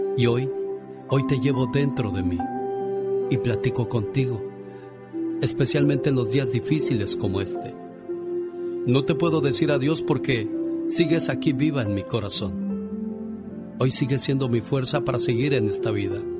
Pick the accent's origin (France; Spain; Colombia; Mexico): Mexico; now in United States